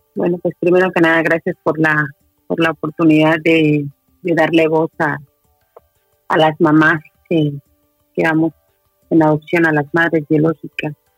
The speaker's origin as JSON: {"language": "Spanish", "country": "Mexico", "moved": "as an adult", "lives_now": "Santiago, Chile", "said": "soy mexicana, eh, actualmente vivo en Santiago de Chile"}